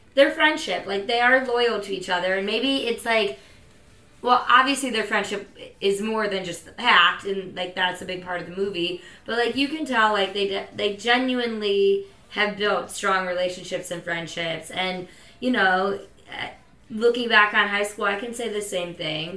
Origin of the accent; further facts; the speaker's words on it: Midwest, United States; I'm from the Midwest